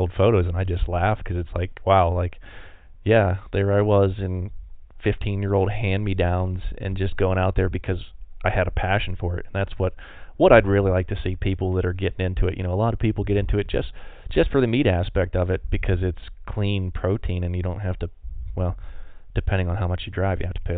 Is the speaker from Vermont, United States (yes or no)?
no; Pennsylvania, United States; now in Montana, United States; originally growing up in Pennsylvania, it was super cool